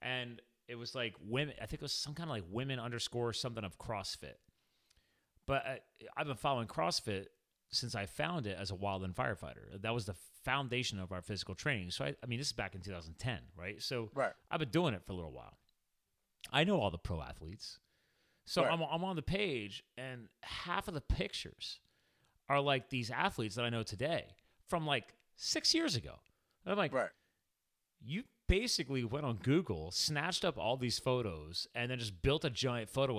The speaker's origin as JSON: {"language": "English", "region": "New Jersey", "country": "United States", "tie": "born or raised there", "also_born_or_lived": "Flemington, New Jersey / Alpha, New Jersey / Phillipsburg area, New Jersey", "said": "I grew up on a farm in New Jersey"}